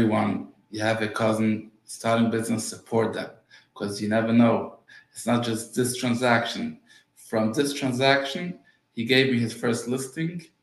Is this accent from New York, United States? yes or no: yes; New York City, New York, United States; first language Yiddish; English is a second language; I'm coming from Brooklyn